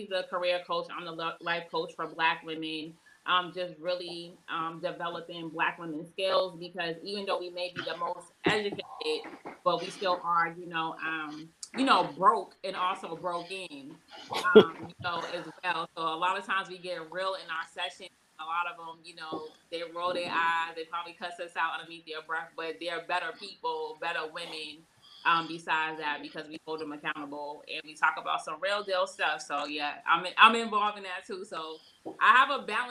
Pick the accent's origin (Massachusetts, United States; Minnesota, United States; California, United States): Massachusetts, United States; Boston; moved away; also born or lived in Tuskegee, Alabama; I'm from Boston, Massachusetts, but I'm here